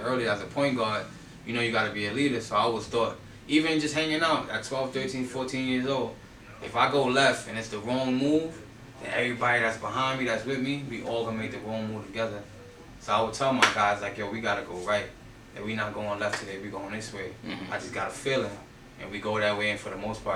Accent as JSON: {"language": "English", "town": "New York City", "region": "New York", "country": "United States", "tie": "born or raised there", "said": "where I'm from Castle Hill. So I ain't grow up in Castle Hill Projects, but I was raised there, you know what I mean? Soundview, Bronxdale, Monroe, that's my area"}